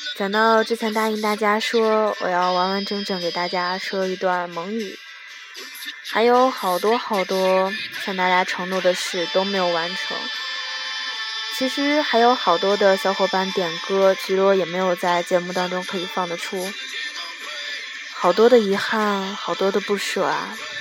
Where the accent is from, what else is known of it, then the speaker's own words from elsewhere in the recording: Inner Mongolia, China; 我是内蒙古人